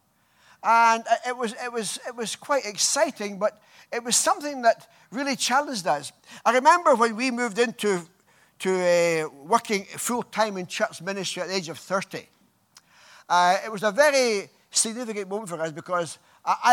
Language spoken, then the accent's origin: English; Scotland, United Kingdom; moved away; I come from Scotland